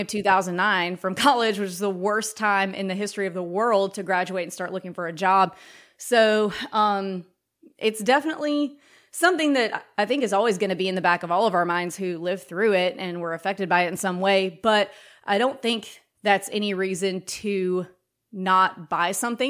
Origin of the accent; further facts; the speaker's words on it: Mississippi, United States; moved away as an adult; also born or lived in New York / Brooklyn / Tennessee; I'm from Mississippi.